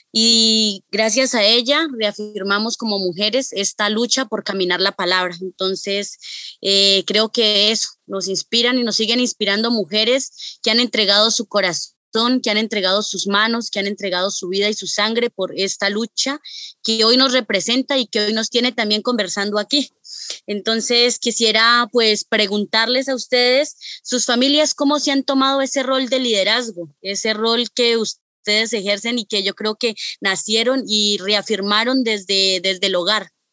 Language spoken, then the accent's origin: Spanish; northern Cauca, Colombia; mujer NASA del norte del departamento del Cauca